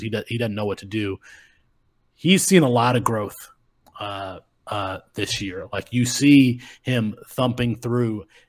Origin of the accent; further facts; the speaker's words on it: Kalamazoo, Michigan, United States; growing up in Kalamazoo, Michigan